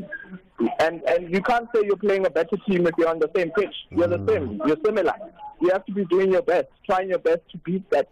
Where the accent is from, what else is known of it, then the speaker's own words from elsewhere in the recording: South Africa; I'm a South African